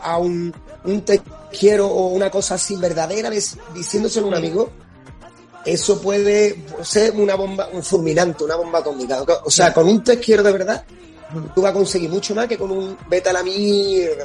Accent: New York, United States; moved away; soy un giddy neoyorquino

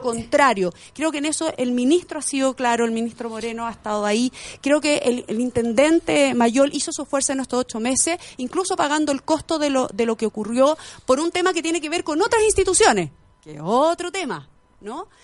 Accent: Angol, Araucanía, Chile; yo sí nací en la Araucanía, soy angolina

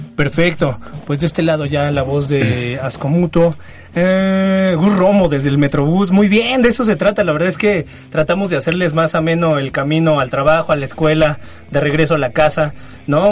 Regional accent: State of Mexico, Mexico; los cuates de provincia que venimos desde el Estado de México a mancillar la, la hermosa Ciudad de México

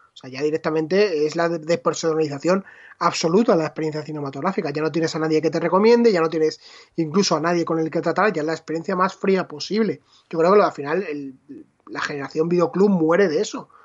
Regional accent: Leganés, Community of Madrid, Spain; mi videoclub de Leganés

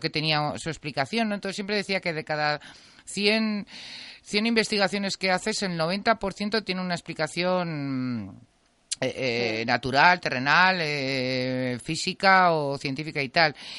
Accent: Teruel, Aragon, Spain; yo vivía en un chalet y, y, mm, que estaba además bastante, no estaba en el mismo, yo soy de Teruel

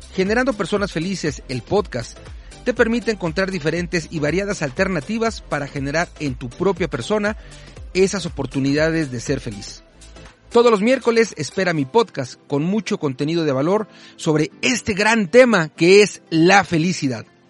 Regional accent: Mexico City, Mexico; las que nacimos aquí, yo nací en la Ciudad de México

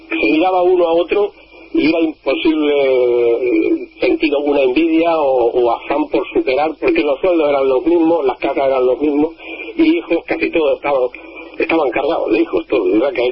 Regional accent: Romangordo, Extremadura, Spain; also born or lived in Salto de Torrejón, Extremadura; now in Andoain, Spain; a mi pueblo, que soy de Román Gordo

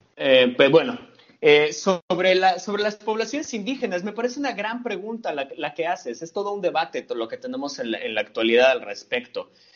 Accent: Mexico City, Mexico; de donde yo soy, de la Ciudad de México

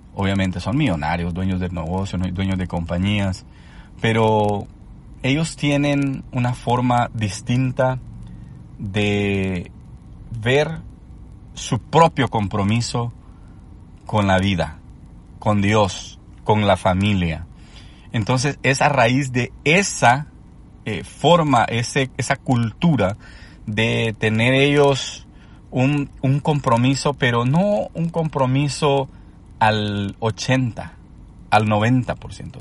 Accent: El Salvador; cuando yo crecí en Latinoamérica, en El Salvador específicamente

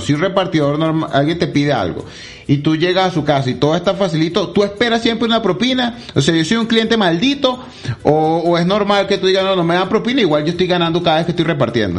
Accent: Venezuela; now in Medellín, Colombia

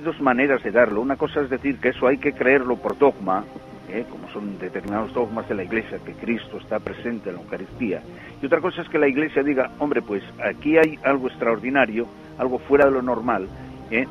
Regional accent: Pola de Somiedo, Asturias, Spain; yo soy de Somiedo, de Pola de Somiedo

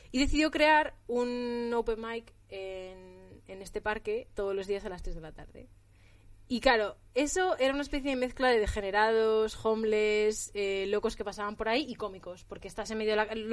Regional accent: Spain; cuando saben que ya, que ya tengo acento, cuando saben que ya soy de España

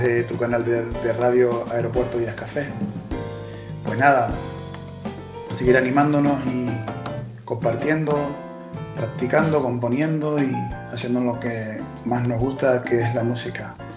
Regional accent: Las Palmas de Gran Canaria, Canary Islands, Spain; músico, compositor de Las Palmas

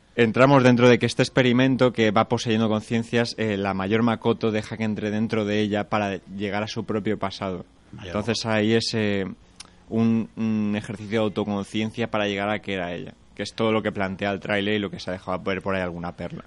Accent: Segorbe, Valencian Community, Spain; Yo soy de Segorbe

